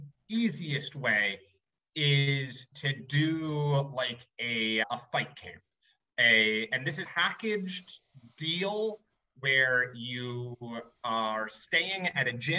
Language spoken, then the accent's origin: English; United States; moved away; I'm the American